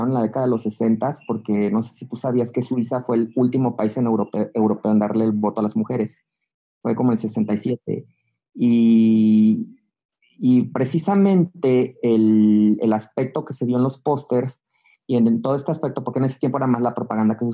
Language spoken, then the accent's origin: Spanish; Mexico